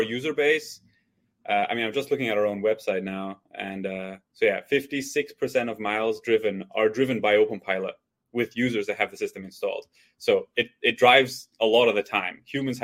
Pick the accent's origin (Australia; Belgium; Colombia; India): Belgium; moved away as an adult; now in United States; I'm from Belgium originally. So I went to university there